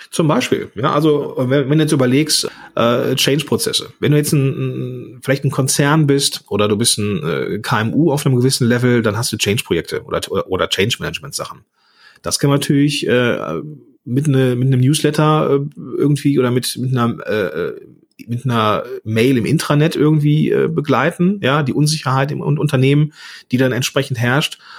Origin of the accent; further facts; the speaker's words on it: Langenfeld, North Rhine-Westphalia, Germany; ich komme aus, aus Langenfeld, ge gebürtiger, äh, ja, am Nieder, also in einem Dreistromland äh, ähm, zwischen Niederrhein, Rheinland und Ruhrgebiet groß geworden